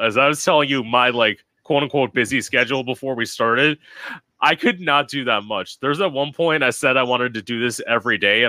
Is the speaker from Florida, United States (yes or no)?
yes; Florida, United States; As someone who's lived here all my life, I want to leave.